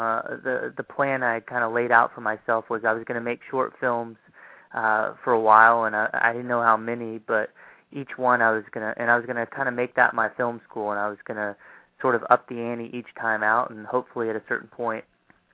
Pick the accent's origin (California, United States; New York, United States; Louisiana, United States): Louisiana, United States; Shreveport; moved away as an adult; also born or lived in Los Angeles; I moved out to Los Angeles, and I'm from Shreveport, Louisiana